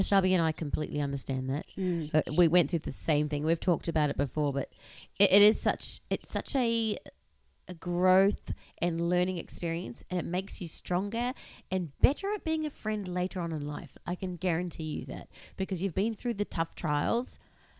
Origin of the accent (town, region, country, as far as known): Brisbane, Queensland, Australia; born or raised there